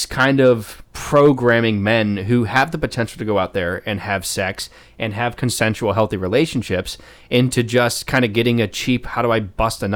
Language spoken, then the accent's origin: English; Dayton, Ohio, United States; my hometown of Dayton, who went to the high school 10 minutes from where my parents live and where I grew up